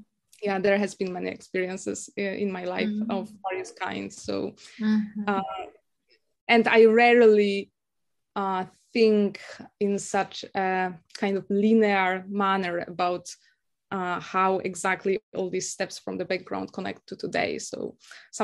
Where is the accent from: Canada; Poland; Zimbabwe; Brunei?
Poland; Krakow, Lesser Poland; first language Polish; English is a second language; moved away as an adult; also born or lived in United Kingdom; now in Japan; I was a youth growing up in Krakow